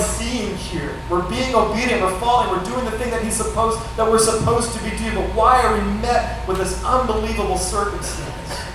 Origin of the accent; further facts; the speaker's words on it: Northern California, United States; moved away as an adult; now in Orange County, United States; we're from Northern California